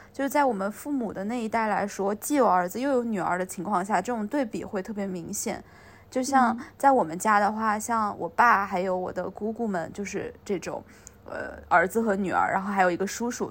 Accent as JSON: {"language": "Chinese", "region": "northern China", "country": "China", "said": "因为我是北方人"}